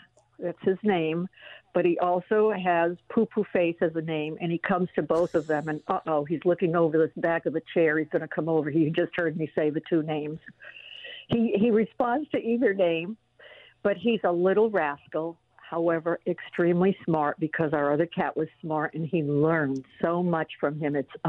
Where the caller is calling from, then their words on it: Los Angeles, California, United States; No, I'm calling from Los Angeles.